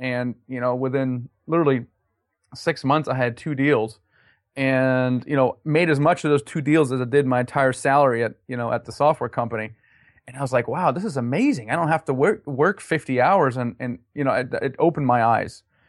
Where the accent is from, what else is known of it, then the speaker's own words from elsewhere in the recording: Germany; also born or lived in United States; Yeah, I'm originally from Germany, actually.